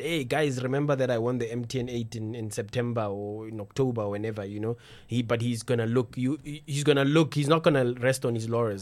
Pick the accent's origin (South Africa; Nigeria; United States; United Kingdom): South Africa